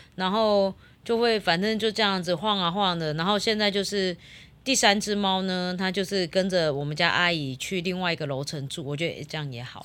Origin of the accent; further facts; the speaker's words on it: Yunlin County, Taiwan; 我们乡下嘛，那边嗯，我们嗯。云林比较多猪圈